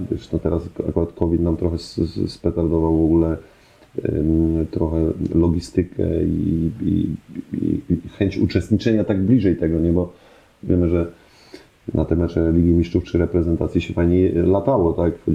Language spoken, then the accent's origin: Polish; Germany; born there; się urodziłem w Niemczech, to czemu nie mówię po niemiecku?